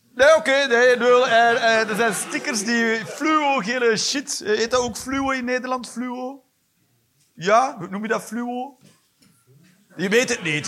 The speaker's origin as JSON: {"language": "Dutch", "region": "Flanders", "country": "Belgium", "said": "En ik ben een Vlaming"}